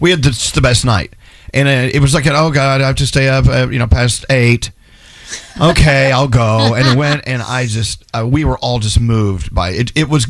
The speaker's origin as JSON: {"language": "English", "region": "Texas", "country": "United States", "tie": "born or raised there", "moved": "yes", "said": "when I was a kid growing up in Texas."}